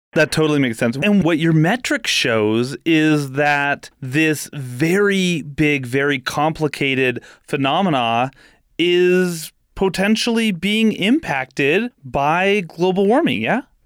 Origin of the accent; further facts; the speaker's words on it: California, United States; I grew up in California